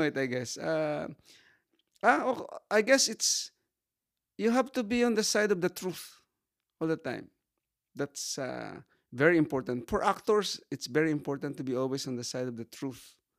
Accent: Sagay, Negros Occidental, Philippines; I am from Fabrica Sagay in Negros.

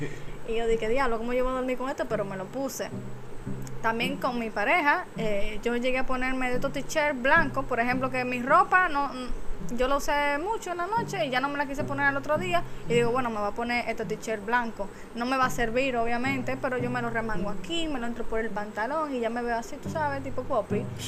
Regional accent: San Francisco de Macorís, Duarte, Dominican Republic; Yo soy de San Francisco también

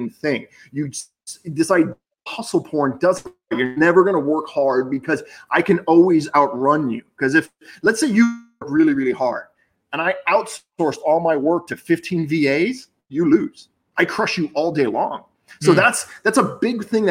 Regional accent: Boca Raton, Florida, United States; I grew up in Boca and I went to college in Boca

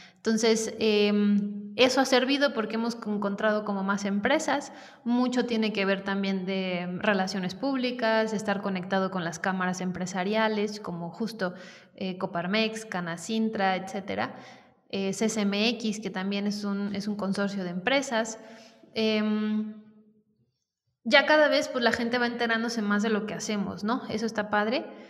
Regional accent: Querétaro, Mexico; also born or lived in Mexico City; yo soy queretana y mm, pues estudié acá eh, toda mi, digamos, educación básica.

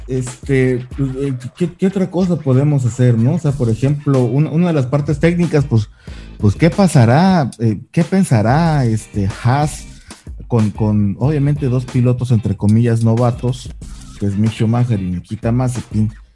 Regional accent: Mexico; como buen mexicano que somos

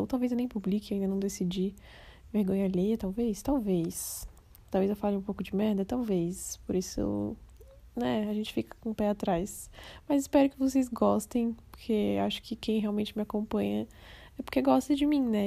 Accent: Florianópolis, Santa Catarina, Brazil; now in Criciúma, Brazil; eu sou de Floripa, Santa Catarina, mas atualmente eu moro em Criciúma

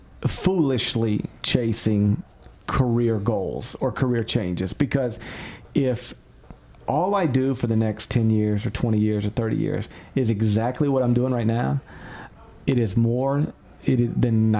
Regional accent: Memphis, Tennessee, United States; I get to live in my hometown

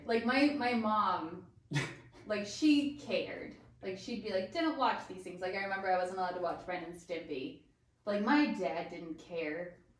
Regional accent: Pittsburgh, Pennsylvania, United States; From Pittsburgh.

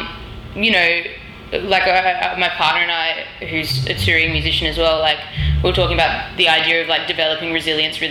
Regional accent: Australia

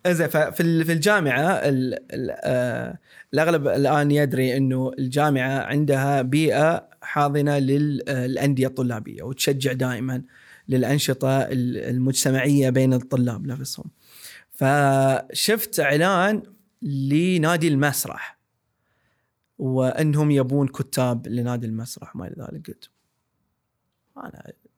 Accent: Saudi Arabia; كسعوديين وكناس المنطقه

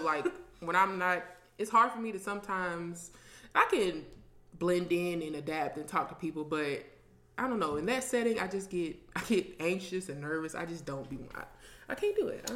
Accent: Ohio, United States; moved away; I'm from Ohio

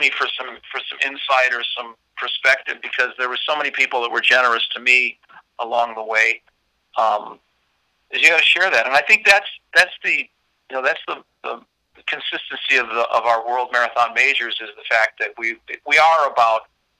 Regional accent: Northwest Indiana, United States; now in Chicago, United States; I grew up in Northwest Indiana, which isn't far from here, as the crow flies from downtown Chicago, where I am right now. In the heart of the Loop area of the city

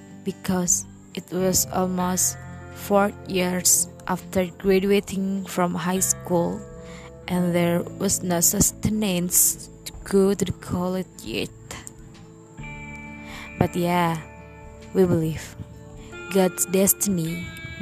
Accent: Cirebon, West Java, Indonesia; I was born in Cirebon on October 26, 1998

